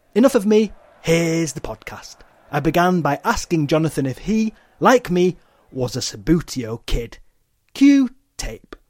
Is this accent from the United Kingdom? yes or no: yes; England, United Kingdom; my early memories of Rangers growing up in England